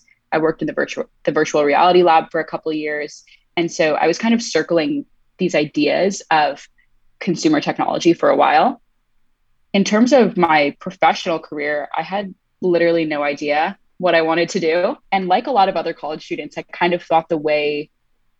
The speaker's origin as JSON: {"language": "English", "region": "Southern California", "country": "United States", "said": "I'm from Southern California"}